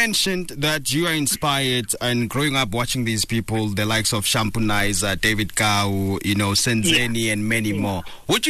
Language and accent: English; Limpopo, South Africa; I'm from Limpopo